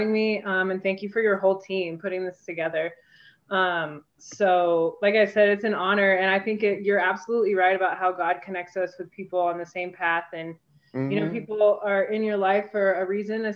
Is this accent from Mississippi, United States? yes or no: no; Englewood, Colorado, United States; I grew up in Inglewood. I still live in Inglewood